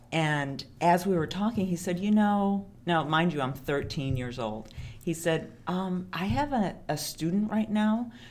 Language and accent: English; Chicago, Illinois, United States; I grew up here in Chicago, big fat Greek family